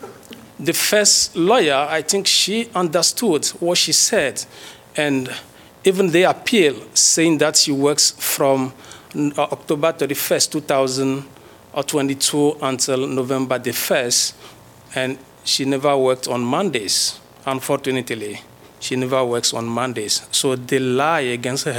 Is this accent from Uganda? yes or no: no; Togo; moved away as an adult; now in United States; I graduate from the University of Lomé in the Department of Geography. I have my PhD from Togo. And as you may know, we came from Africa